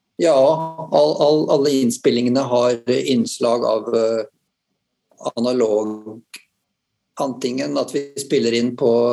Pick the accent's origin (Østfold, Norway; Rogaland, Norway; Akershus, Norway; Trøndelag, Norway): Østfold, Norway; Halden; jeg kommer fra Halden, på grensen eh, nære Strømstad.